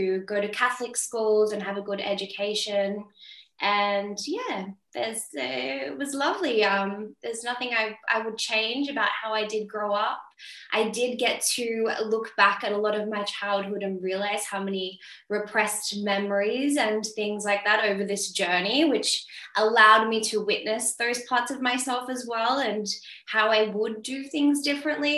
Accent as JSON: {"language": "English", "town": "Sydney", "region": "New South Wales", "country": "Australia", "tie": "born or raised there", "moved": "as an adult", "lives_now": "Europe", "said": "I'm from Sydney, Australia. I grew up in St. George area"}